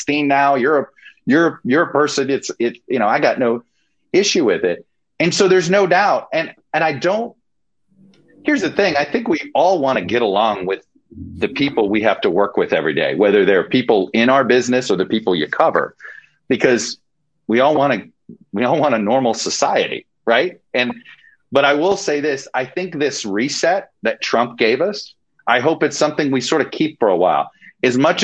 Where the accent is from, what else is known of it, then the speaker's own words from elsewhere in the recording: Miami, Florida, United States; I grew up in Miami.